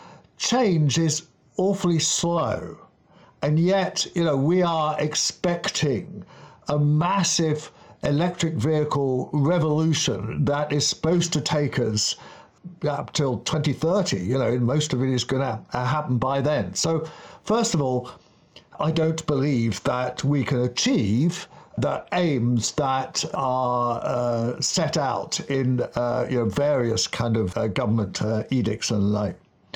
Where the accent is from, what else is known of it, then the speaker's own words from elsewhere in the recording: London, United Kingdom; When I was a kid in the 1960s, growing up in Kensington, up on Camden Hill